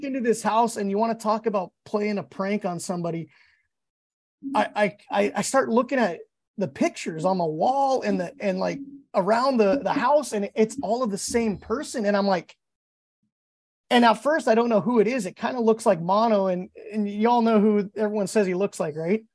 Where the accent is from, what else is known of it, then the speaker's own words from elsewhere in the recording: Alaska, United States; I'm from Alaska